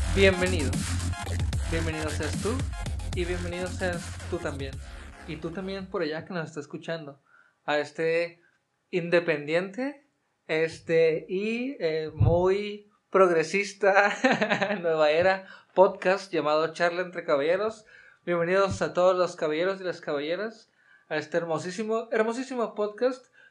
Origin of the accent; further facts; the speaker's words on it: Mexico; como hermanos mexicanos